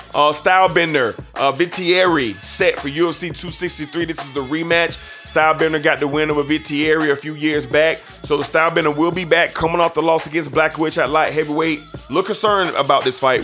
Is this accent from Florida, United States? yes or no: yes; Jacksonville, Florida, United States; we're from Jacksonville as well